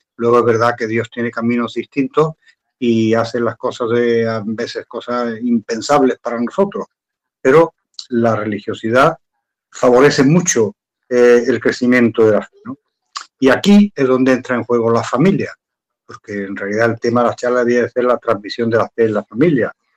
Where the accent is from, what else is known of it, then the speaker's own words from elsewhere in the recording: Andalusia, Spain; yo soy andaluz